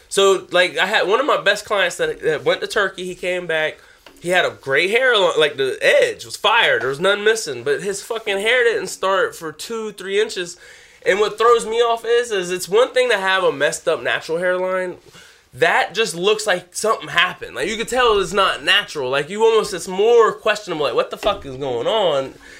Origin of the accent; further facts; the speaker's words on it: South Carolina, United States; I'm from South Carolina. Everything's flat